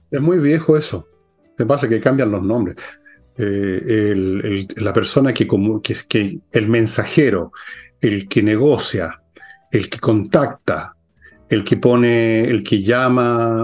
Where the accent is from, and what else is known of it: Chile